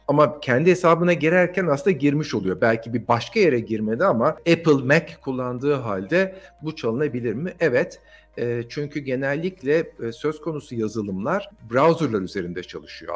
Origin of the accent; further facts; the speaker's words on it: Turkey; biz Türkler olarak